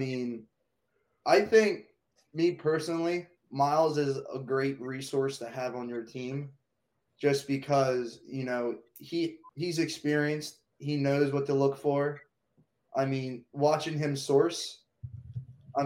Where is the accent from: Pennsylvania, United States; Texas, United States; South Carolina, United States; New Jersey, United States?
South Carolina, United States; moved away; I'm from South Carolina.